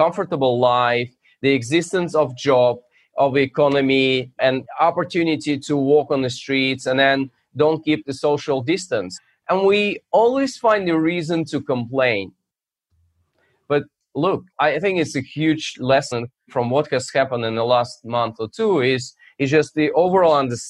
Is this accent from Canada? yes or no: no; Russia; now in United States; So I'm originally from Russia, but my main geography is U.S.